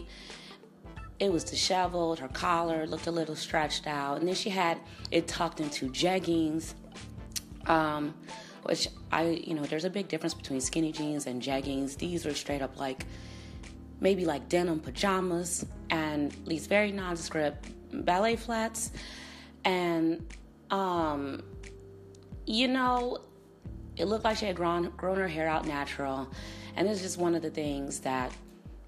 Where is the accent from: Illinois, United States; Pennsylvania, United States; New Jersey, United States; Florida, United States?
Illinois, United States; Chicago; moved away; St. Paddy's Day celebration in Chicago. I was in my hometown over this weekend